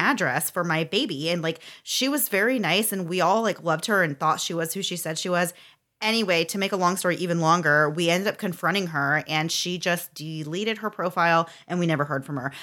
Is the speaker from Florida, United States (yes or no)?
yes; Florida, United States; I was from Florida and was a long way from home